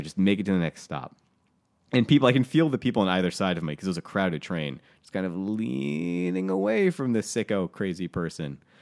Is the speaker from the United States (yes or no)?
yes; New England, United States; I was raised in New England.